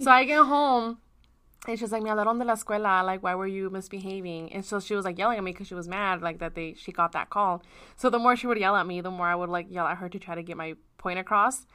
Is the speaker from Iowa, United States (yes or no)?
yes; Iowa, United States; I was born in Iowa